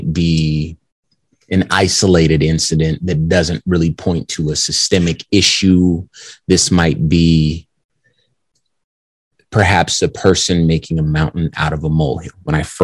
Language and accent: English; Compton, California, United States; I'm from California. That's where I was born, from Compton